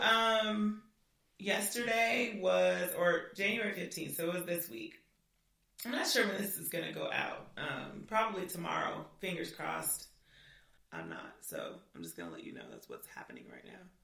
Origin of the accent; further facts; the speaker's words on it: California, United States; moved away; I'm from California